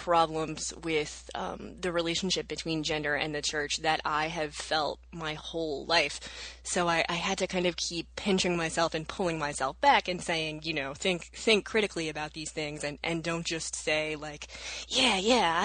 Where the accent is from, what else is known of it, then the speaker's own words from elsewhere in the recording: the South, United States; I was raised in the South as an evangelical Protestant